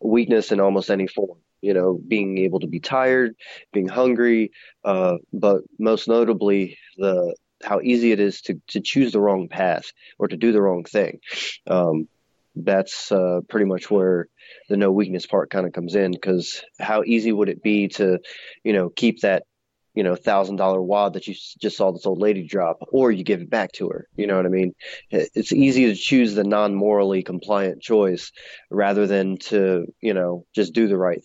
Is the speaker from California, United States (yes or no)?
no; Baltimore, Maryland, United States; now in Roanoke, United States; I'm originally from Baltimore